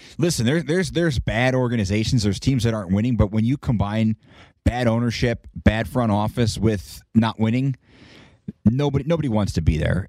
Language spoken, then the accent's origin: English; Northeast, United States; now in Las Vegas, United States; I grew up in the Northeast